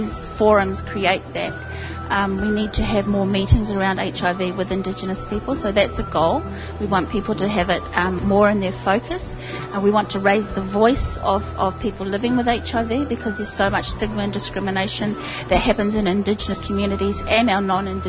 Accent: New Zealand; I am from New Zealand, Aotearoa

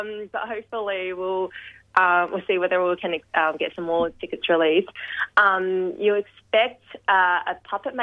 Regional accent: Melbourne, Victoria, Australia; I was born in Footscray Hospital, lived my whole life in the western suburbs

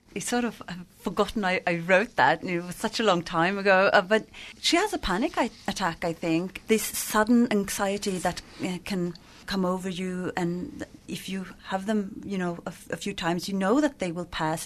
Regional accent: northern Sweden, Sweden; in my part of Sweden

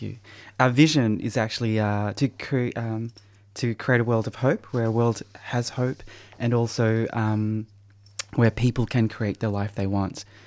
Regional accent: Australia; being born in prison and, uh, growing up in Australia with my parents struggling to support all, all our kids

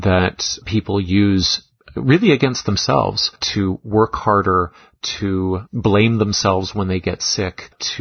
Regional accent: Canada; also born or lived in Toronto; the Canadian member of our team

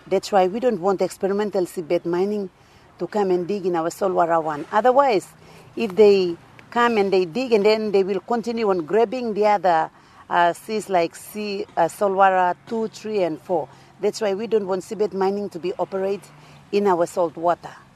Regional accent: Duke of York Islands, East New Britain, Papua New Guinea; I came from East New Britain in the of York Islands.

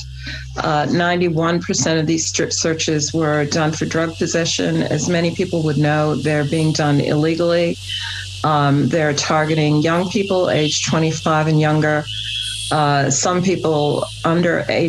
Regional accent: New South Wales, Australia; I'm from New South Wales

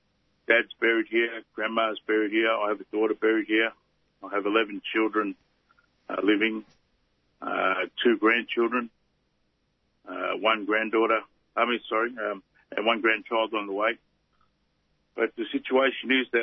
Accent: Ringwood, Victoria, Australia; born or raised there; also born or lived in Tonga / western suburbs

